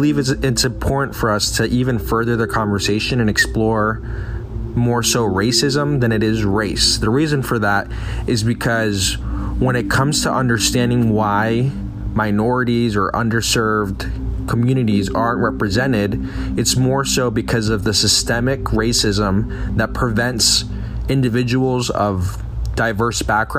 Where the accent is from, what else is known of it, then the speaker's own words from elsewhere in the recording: Medellín, Antioquia, Colombia; moved away; I was born in Medellin, Colombia, and therefore I identify as Hispanic and or Latino.